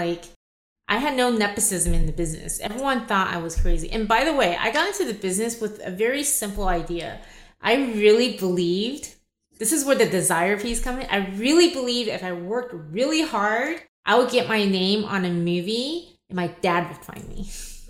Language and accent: English; Los Angeles, California, United States; born there; also born or lived in Taiwan; So I was born in Los Angeles.